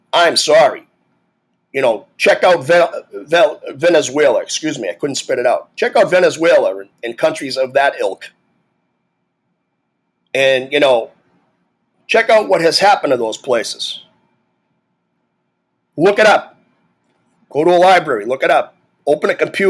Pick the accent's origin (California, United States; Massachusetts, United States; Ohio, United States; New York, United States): Massachusetts, United States; I'm from Massachusetts